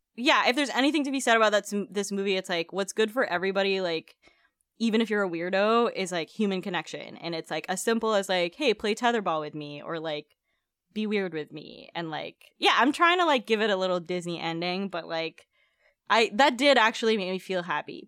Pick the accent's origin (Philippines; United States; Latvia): Philippines; moved away; growing up in the Philippines